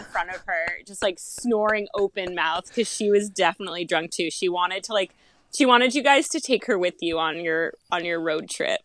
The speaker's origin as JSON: {"language": "English", "region": "Massachusetts", "country": "United States", "tie": "born or raised there", "also_born_or_lived": "Charleston", "moved": "as an adult", "said": "I moved home back to Massachusetts from Charleston"}